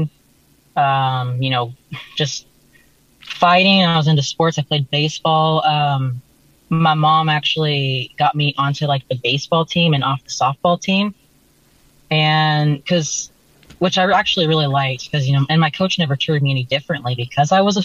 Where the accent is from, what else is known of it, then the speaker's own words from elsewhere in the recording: North Idaho, United States; moved away; I grew up in North Idaho